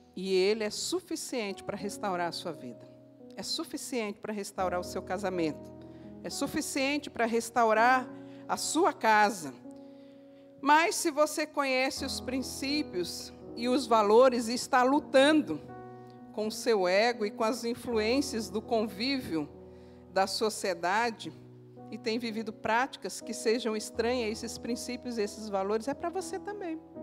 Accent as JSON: {"language": "Portuguese", "region": "Northeast Region", "country": "Brazil", "said": "como uma boa nordestina, eu falo assim"}